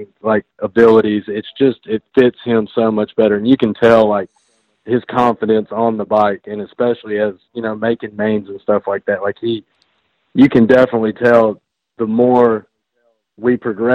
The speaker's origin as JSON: {"language": "English", "region": "the South", "country": "United States", "said": "Me being from the South"}